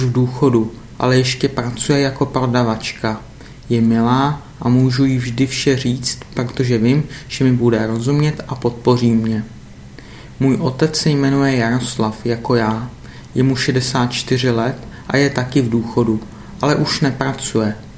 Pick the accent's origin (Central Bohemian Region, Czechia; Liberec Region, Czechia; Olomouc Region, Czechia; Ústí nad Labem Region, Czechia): Ústí nad Labem Region, Czechia; Litvínov; also born or lived in Most; now in Prague, Czech Republic; v českém městě Most, které je blízko mého rodného města Litvínov